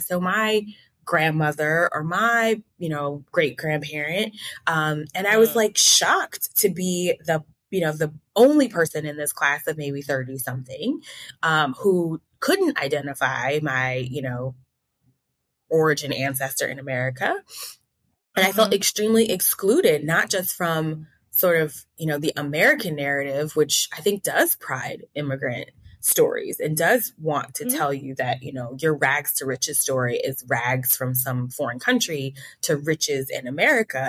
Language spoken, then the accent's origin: English; Newark, New Jersey, United States; moved away; i'm originally from newark new jersey